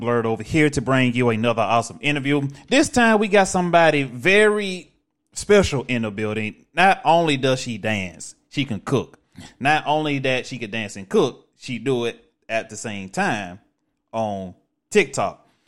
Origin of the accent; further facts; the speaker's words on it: Alabama, United States; I'm from Alabama